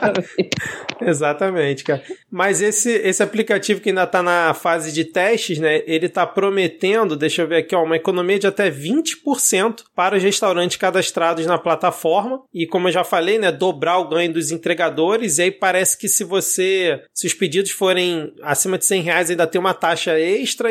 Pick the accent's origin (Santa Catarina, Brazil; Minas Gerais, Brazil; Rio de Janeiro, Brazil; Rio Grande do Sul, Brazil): Rio de Janeiro, Brazil; como morador do Rio, como carioca